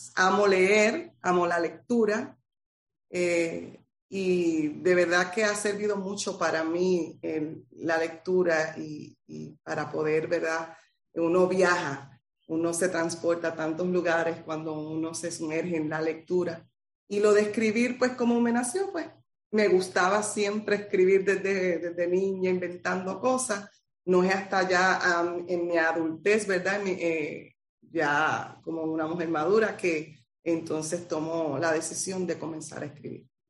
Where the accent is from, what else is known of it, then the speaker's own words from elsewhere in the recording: Utuado, Puerto Rico; moved away as an adult; now in Arecibo, Puerto Rico; soy del pueblo de Utuado, eh, pero llevo más de 30 años residiendo en el pueblo de Arecibo